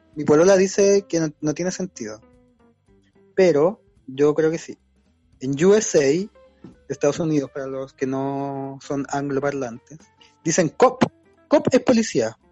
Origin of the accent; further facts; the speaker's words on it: Maipú, Santiago Metropolitan Region, Chile; also born or lived in San Miguel; now in Providencia, Chile; Luego en Maipú, que es donde me crié también